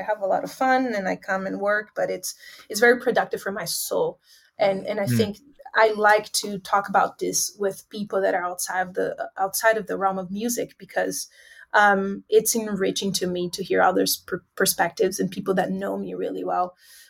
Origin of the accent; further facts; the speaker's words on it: Northeast Region, Brazil; And I am so proud to say, you know, more than I am Brazilian, that I'm from Northeast Brazil, because that's the reality that we live here.